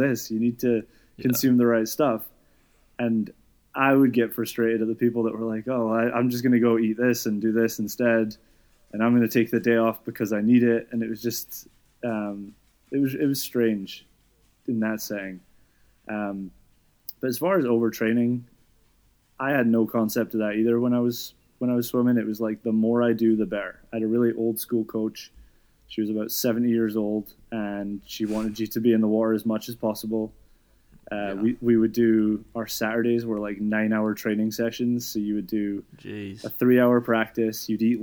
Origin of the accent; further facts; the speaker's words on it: Scotland, United Kingdom; moved away as an adult; also born or lived in New York; I'm from Scotland, and I was a swimmer growing up.